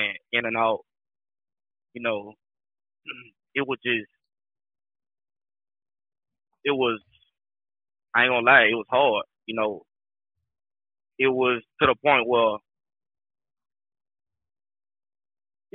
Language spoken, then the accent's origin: English; Augusta, Georgia, United States; also born or lived in Louisiana; now in Atlanta, United States; I'm originally from Augusta, Georgia. I done moved out to Louisiana, stayed there for a little bit. Right now, I reside in Atlanta